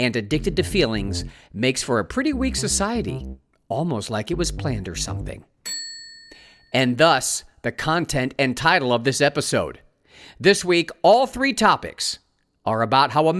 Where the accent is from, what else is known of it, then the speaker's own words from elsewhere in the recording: Ohio, United States; East Palestine, Ohio, my home state